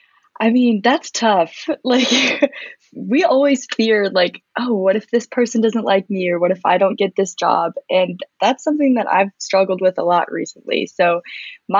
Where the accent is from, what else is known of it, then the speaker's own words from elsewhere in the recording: Alpharetta, Georgia, United States; I was born and raised in Alpharetta, Georgia.